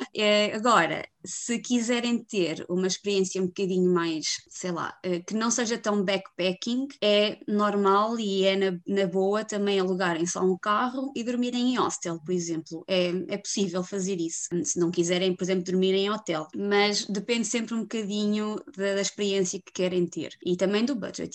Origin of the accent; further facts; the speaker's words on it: Viseu, Centro, Portugal; moved away as an adult; now in Iceland; sou de Viseu, vivo na Islândia há dois anos